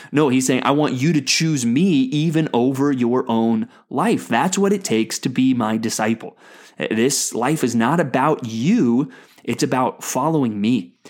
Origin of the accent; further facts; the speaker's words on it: United States; as an American